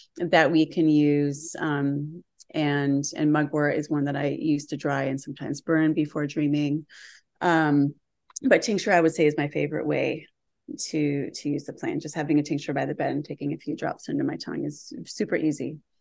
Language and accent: English; Western Massachusetts, United States; moved away as an adult; also born or lived in New York City; I grew up in Western Massachusetts and had a really deep relationship with land from the time I was a child